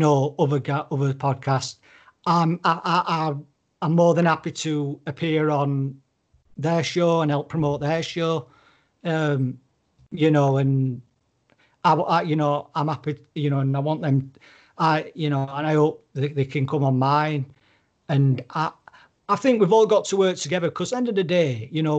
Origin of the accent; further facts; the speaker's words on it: United Kingdom; I'm obviously British